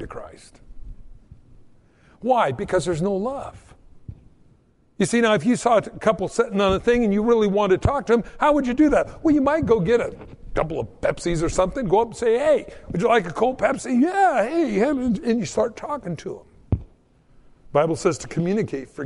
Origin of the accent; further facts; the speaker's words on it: Southern California, United States; I grew up in Southern California